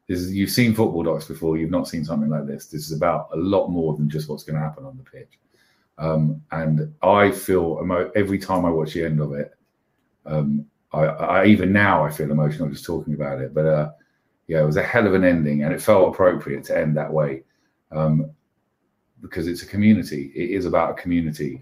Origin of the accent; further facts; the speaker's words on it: London, United Kingdom; I grew up in Camden Town